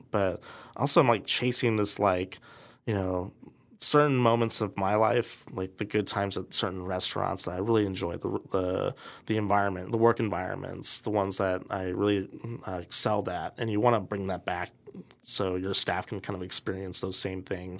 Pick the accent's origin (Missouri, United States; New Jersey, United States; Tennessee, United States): Missouri, United States; Kansas City; growing up in Kansas City